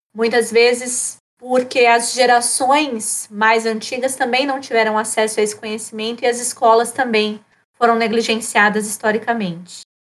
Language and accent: Portuguese; São Paulo, Brazil; now in Rio Grande do Sul, Brazil; E eu estou aqui no Rio Grande do Sul, sou paulistana desde 2012.